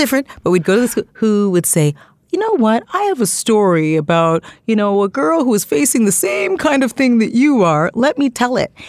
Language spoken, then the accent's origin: English; Toronto, Ontario, Canada; I grew up in Scarborough, Ontario, Canada